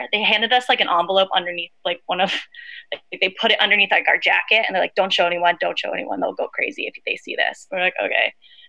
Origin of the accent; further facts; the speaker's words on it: Virginia Beach, Virginia, United States; moved away as an adult; also born or lived in New York; I'm from Virginia Beach.